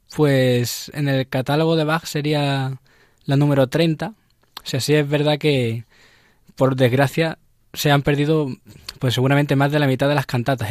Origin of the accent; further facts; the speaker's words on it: Seville, Andalusia, Spain; now in Madrid, Spain; De Sevilla